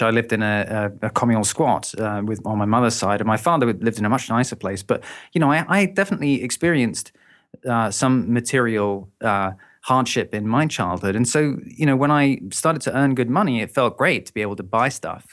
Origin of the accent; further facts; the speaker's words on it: London, United Kingdom; moved away as an adult; now in Brighton, United Kingdom; I'm originally from London